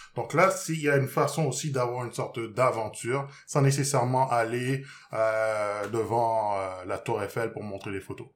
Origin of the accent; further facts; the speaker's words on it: Haiti; je viens d'Haïti